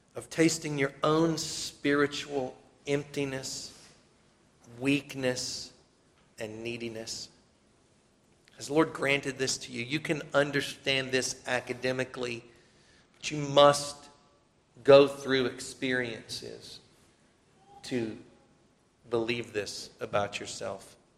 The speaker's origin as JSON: {"language": "English", "region": "South Carolina", "country": "United States", "said": "We're from South Carolina."}